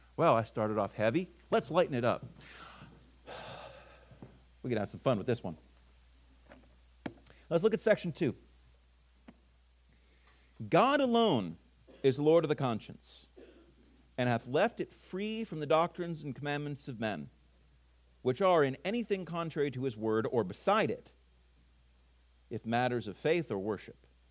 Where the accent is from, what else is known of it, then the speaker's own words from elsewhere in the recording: California, United States; moved away; also born or lived in the South; I'm from California originally. I'm not there anymore